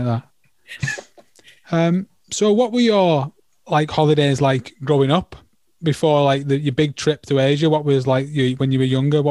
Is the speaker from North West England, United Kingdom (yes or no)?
yes; St Helens, North West England, United Kingdom; I'm from St. Helens